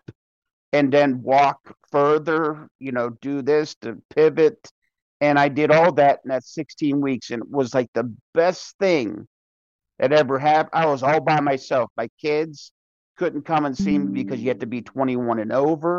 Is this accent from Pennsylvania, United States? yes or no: yes; Pittsburgh, Pennsylvania, United States; moved away; I'm from Pittsburgh